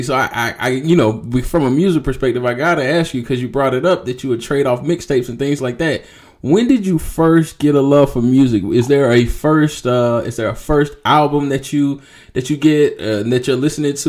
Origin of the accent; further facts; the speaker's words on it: Jacksonville, Florida, United States; being a Duval native